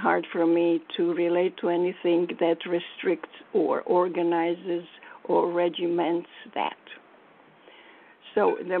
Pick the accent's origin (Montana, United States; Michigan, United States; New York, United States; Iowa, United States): New York, United States; Manhattan; And I come from Manhattan where you can pay very little for a good rice and beans thing and even a sashimi.